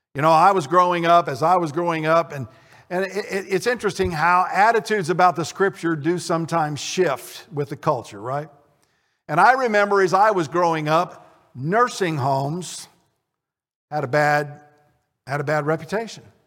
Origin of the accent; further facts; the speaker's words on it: Connersville, Indiana, United States; my hometown of Connersville